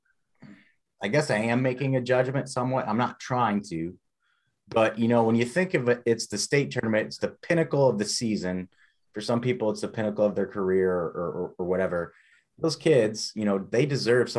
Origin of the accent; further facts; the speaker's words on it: Ohio, United States; We're from Ohio